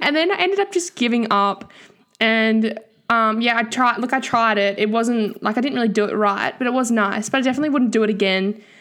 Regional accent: Tasmania, Australia; now in Brisbane, Australia; I'm from Tassie and I study journalism and arts at U Q

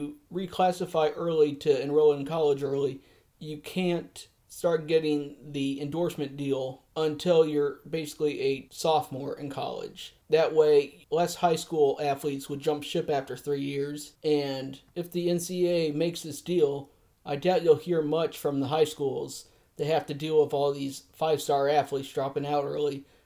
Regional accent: United States; I'm from the United States

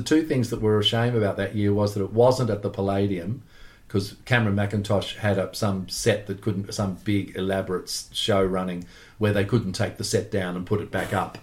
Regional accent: Australia

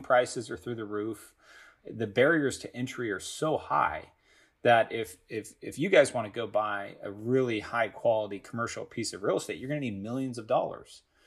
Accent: Los Angeles area, California, United States; I grew up a Galaxy fan

